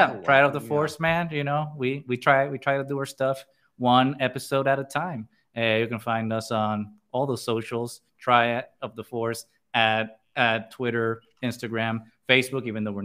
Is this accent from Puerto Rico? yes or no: yes; Puerto Rico; we are friends from Puerto Rico. Most of us have known each other since high school.